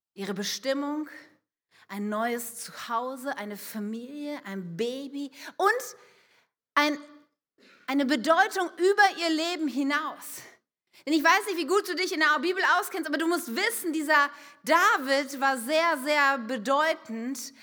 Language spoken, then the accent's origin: German; Wuppertal, North Rhine-Westphalia, Germany; moved away as an adult; now in Wunstorf, Germany; ich komme aus einer Großstadt, ich komme aus Wuppertal